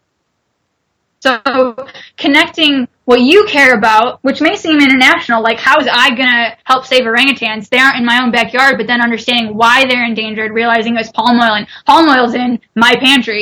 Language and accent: English; United States; I'm an American consumer